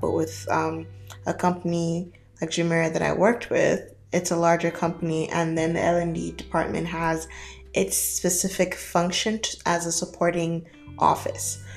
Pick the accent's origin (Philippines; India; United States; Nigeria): Nigeria; moved away as an adult; also born or lived in Canada; now in Dubai, United Arab Emirates; I am Nigerian. I was born and brought up in Nigeria for my for the better part of my early childhood.